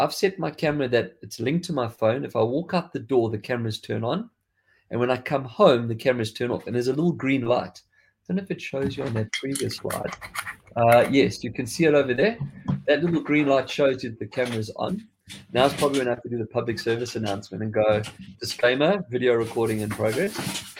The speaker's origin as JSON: {"language": "English", "country": "South Africa", "accent": "South African", "said": "like I've lost quite a bit of my South African accent."}